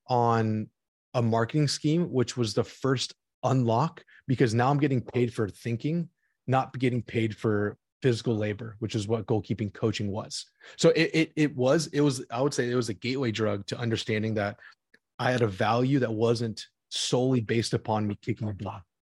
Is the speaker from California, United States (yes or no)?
yes; Orange County, Los Angeles, California, United States; also born or lived in St. Louis, Missouri; I wanted to play for the L A Galaxy in my hometown, I'm an Orange County L A kid